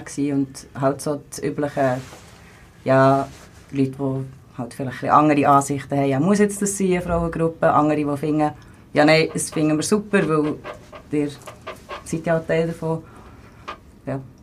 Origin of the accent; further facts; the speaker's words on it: Bern, Switzerland; ich bin 28, ich komme aus Bern.